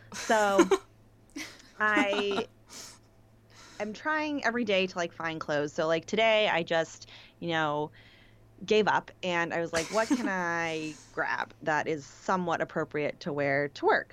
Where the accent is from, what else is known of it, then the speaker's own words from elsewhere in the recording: Pittsburgh, Pennsylvania, United States; moved away; also born or lived in New York; I'm from Pittsburgh. People say yins